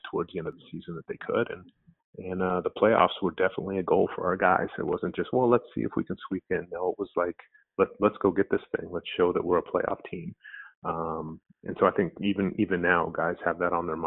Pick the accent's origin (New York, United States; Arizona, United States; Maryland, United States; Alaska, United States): Alaska, United States; Anchorage; I grew up in Anchorage, Alaska